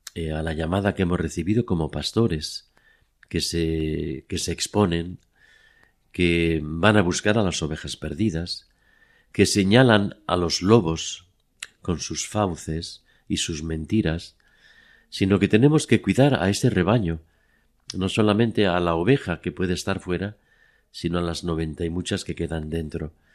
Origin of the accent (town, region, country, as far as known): Madrid, Community of Madrid, Spain; born or raised there; now in Oviedo, Spain